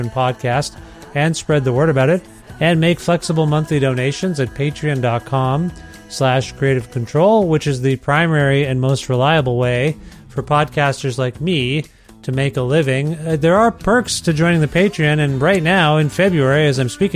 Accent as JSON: {"language": "English", "region": "Ontario", "country": "Canada", "moved": "as an adult", "lives_now": "Edmonton, Canada", "said": "I'm from Ontario originally"}